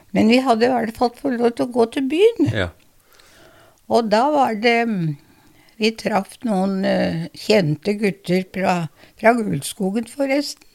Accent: Larvik, Vestfold, Norway; Jeg ble født i Larvik.

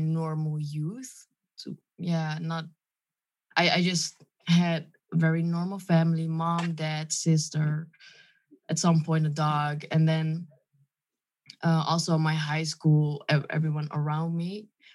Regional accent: Lelystad, Flevoland, Netherlands; English is a second language; also born or lived in Friesland; I was just born there, and then I moved to Lelystad

